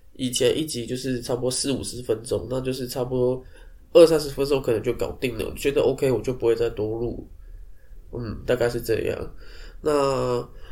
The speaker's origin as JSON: {"language": "Chinese", "region": "Taipei", "country": "Taiwan", "said": "身为台北人"}